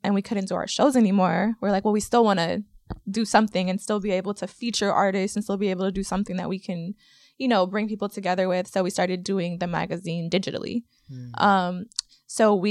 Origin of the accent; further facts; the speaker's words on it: Oakland, California, United States; We're from here, Oakland, California, born and raised